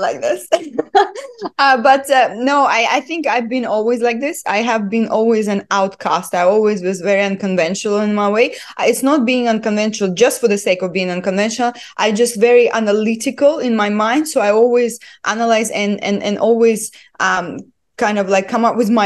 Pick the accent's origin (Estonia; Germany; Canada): Estonia; now in United Arab Emirates; I was born and raised in Estonia, in a very, very small village.